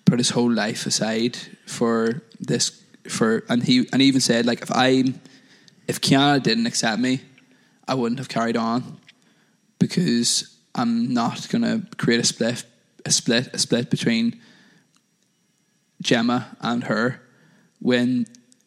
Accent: Northern Ireland, United Kingdom; moved away; I'm from Northern Ireland originally.

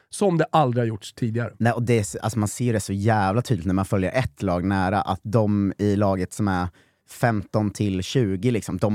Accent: Norrköping, Östergötland, Sweden; jag, jag ser ju vad som håller på att hända här och jag är från Norrköping, jag ska fan ta det här framåt.

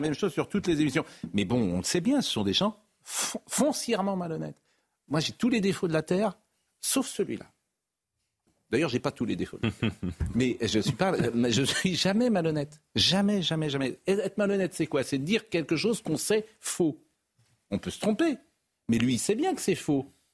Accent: Nantes, Pays de la Loire, France; J'ai grandi à Nantes

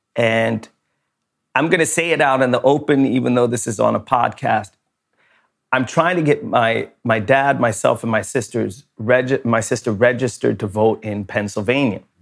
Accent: Sweden; I was born in Sweden

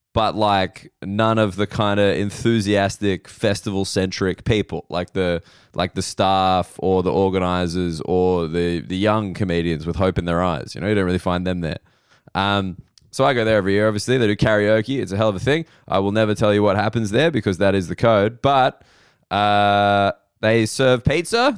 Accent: Sydney, New South Wales, Australia; I'm in Sydney now, which is my hometown

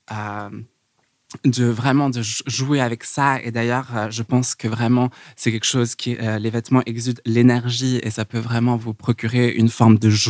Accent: Los Angeles, California, United States; also born or lived in San Francisco / New York; Donc, euh, j'ai grandi à Los Angeles. Ensuite, j'ai été près de San Francisco où j'ai étudié à l'université de Berkeley. Ah, et puis ensuite, j'ai déménagé à New York.

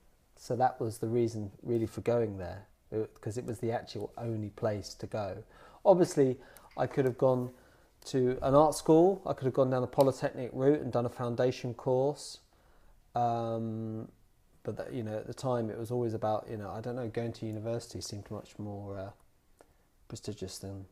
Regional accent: Dunstable, East of England, United Kingdom; also born or lived in Luton; I was born in Luton, but I grew up in the adjacent town to Luton, which is called Dunstable.

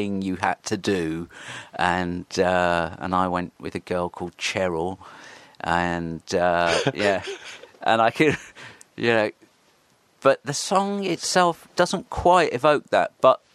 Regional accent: Horsham, South East England, United Kingdom; also born or lived in Bexhill-on-Sea / Crawley; I grew up in Horsham, West Sussex. I went to school in Crawley.

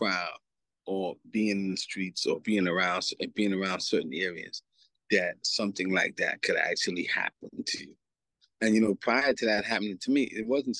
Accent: New York City, New York, United States; also born or lived in Antigua; Growing up in New York City. Coming of age in Queens, New York in 1983, 84

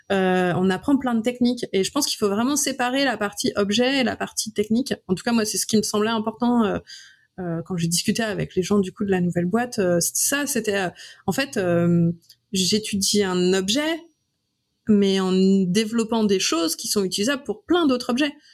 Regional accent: Brittany, France; moved away as an adult; also born or lived in Lyon; moi, je suis bretonne.

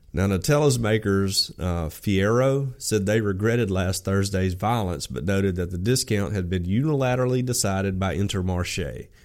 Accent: Alabama, United States; I grew up in Alabama in and around the woods my whole life.

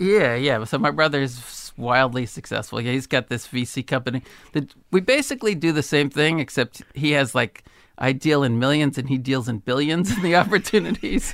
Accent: Berkeley, California, United States; I grew up in Berkeley

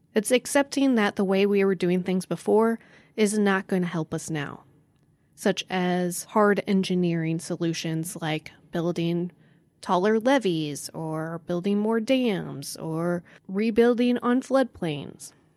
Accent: Joplin, Missouri, United States; in my hometown of Joplin, Missouri

